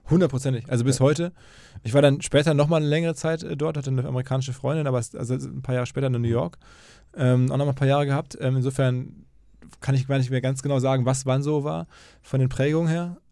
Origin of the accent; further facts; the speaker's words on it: Germany; als Deutscher